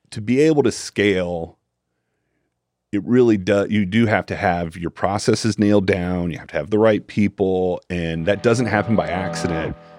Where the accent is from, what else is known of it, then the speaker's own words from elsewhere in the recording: Tallahassee, Florida, United States; also born or lived in Jacksonville, Florida / Orlando, Florida / Ocala, Florida; I was born and raised in Tallahassee, Florida